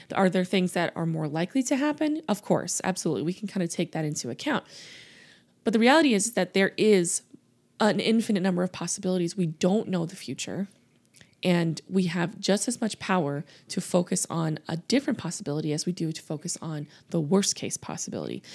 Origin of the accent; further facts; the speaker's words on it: Louisiana, United States; I grew up in the South. I grew up in Louisiana